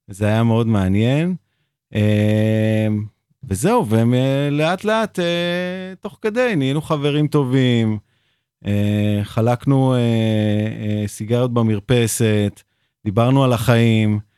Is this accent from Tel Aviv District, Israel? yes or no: yes; Tel Aviv, Tel Aviv District, Israel; נולדתי בבית חולים הקריה בתל אביב.